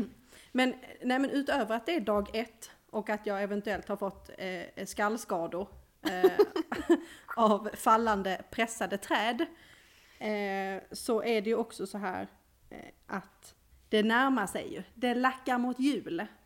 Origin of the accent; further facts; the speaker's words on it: Skåne, Sweden; som skåning